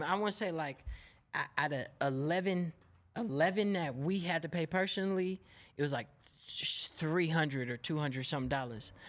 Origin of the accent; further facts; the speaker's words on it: Oakland, California, United States; I'm from West Oakland, California